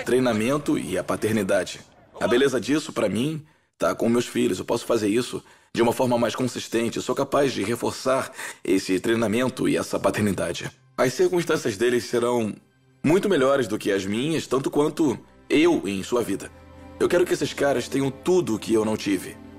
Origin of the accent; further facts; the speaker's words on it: Youngstown, Ohio, United States; é onde eu cresci